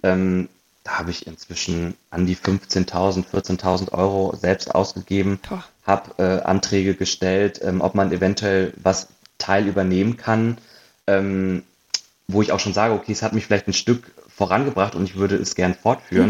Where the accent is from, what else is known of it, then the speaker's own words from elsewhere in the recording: Hanover, Lower Saxony, Germany; moved away as an adult; also born or lived in Munich; now in Berlin, Germany; ursprünglich äh, komme ich aus Hannover